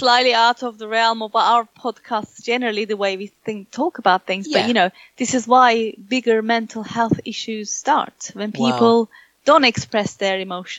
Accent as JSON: {"language": "English", "country": "Turkey", "second_language": "English", "moved": "yes", "said": "I come from Turkey. I've lived in this country more than I lived in Turkey. So I am very proficient in my English."}